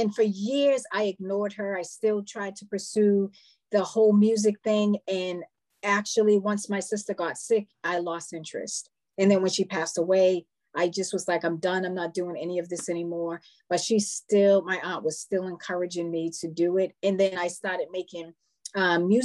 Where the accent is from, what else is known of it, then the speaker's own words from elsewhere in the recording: Boston, Massachusetts, United States; I'm from Boston, Massachusetts.